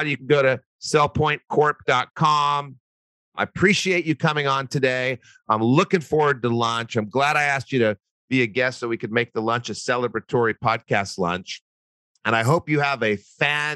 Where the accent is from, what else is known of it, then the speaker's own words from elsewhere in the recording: Albuquerque, New Mexico, United States; I'm from Albuquerque